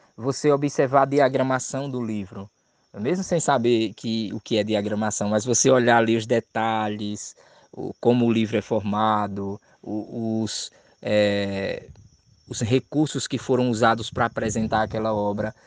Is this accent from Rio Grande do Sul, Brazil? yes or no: no; Maceió, Alagoas, Brazil; eu sou de Maceió, sou de Alagoas